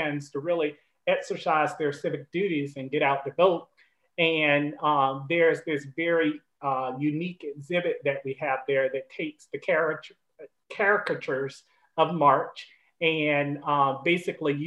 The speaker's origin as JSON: {"language": "English", "town": "Tallahassee", "region": "Florida", "country": "United States", "tie": "born or raised there", "also_born_or_lived": "Vermont / Illinois", "moved": "as an adult", "lives_now": "North Carolina, United States", "said": "But I'm a native of Florida, so I'm a Southerner. I grew up all my life in Tallahassee, Florida"}